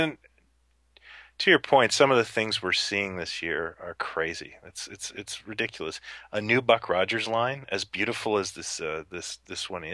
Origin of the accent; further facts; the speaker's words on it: Ontario, Canada; I grew up in the, in Ontario